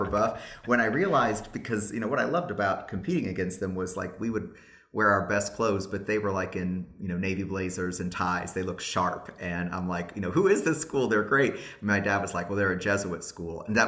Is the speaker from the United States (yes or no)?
yes; Richmond, Indiana, United States; moved away; I'm the interim parish priest at the parish that I grew up in Richmond, Indiana